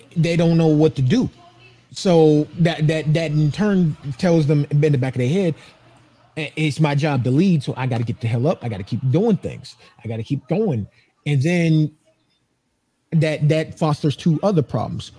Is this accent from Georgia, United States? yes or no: yes; Atlanta, Georgia, United States; now in Phoenix, United States; I'm in Phoenix now. That that's where I live. But okay. I'm from Atlanta, Georgia.